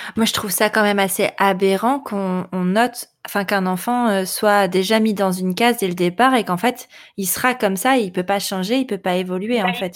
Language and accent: French; France; chez nous, en France